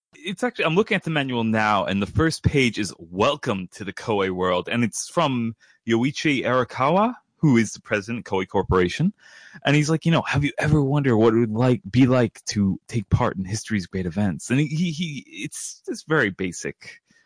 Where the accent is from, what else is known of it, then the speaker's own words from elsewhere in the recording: New York, United States; I'm from New York